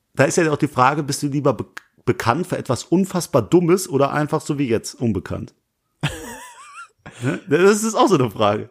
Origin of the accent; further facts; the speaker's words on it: Langweiler, Germany; also born or lived in Essen; Ich komme aus Langweiler, da wohne ich